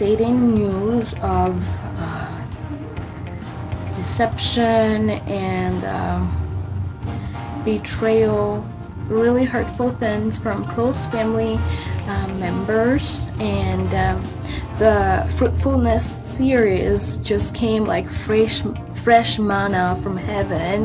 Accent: Madagascar; now in Sioux Falls, United States; I'm from Madagascar, and I currently live in Sioux Falls, South Dakota, in the U.S.

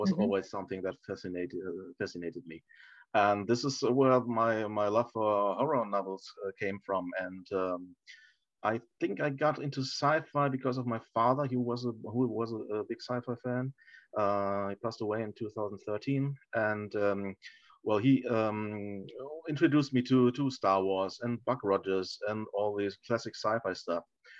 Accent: Germany; English is a second language; I've always and do now read in German.

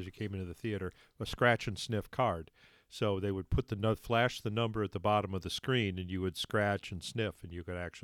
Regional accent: Michigan, United States; in Michigan near where I grew up

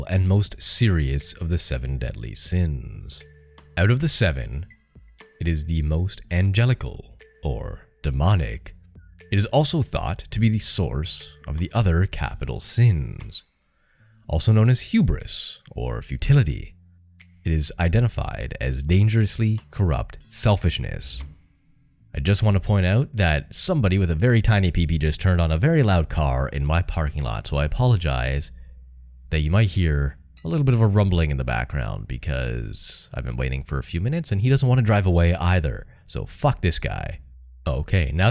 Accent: Canada; I grew up in Canada

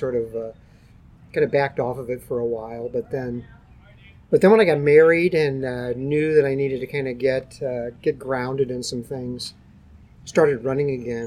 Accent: St. Louis, Missouri, United States; I grew up in South St. Louis

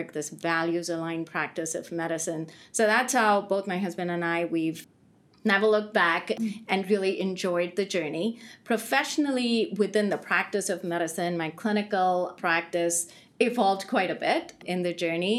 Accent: India; moved away as an adult; now in United States; I grew up most of my earlier life, first two decades, so I grew up in India

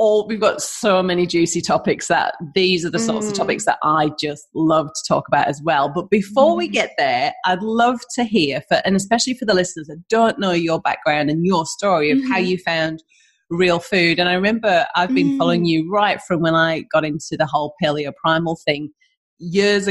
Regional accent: North East England, United Kingdom; accent: northeastern; northeastern accent that was kind of holding me back

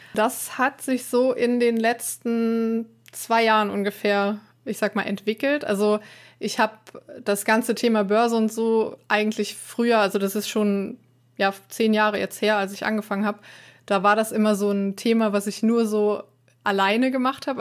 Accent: Trier, Rhineland-Palatinate, Germany; Aus Trier

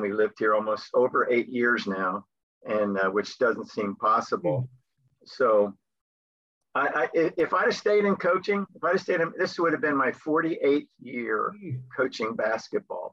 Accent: Byron, New Jersey, United States; moved away as an adult; now in Spain; I'm born and raised in Byron, New Jersey

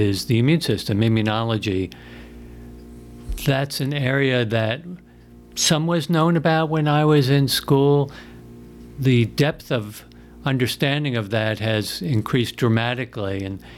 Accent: Long Island, New York, United States; moved away as an adult; also born or lived in Chapel Hill, North Carolina / Houston, Texas / Tennessee; I grew up on Long Island up in New York

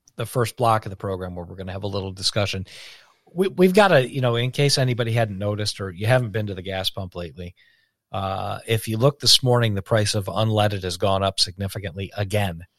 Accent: United States; as an American

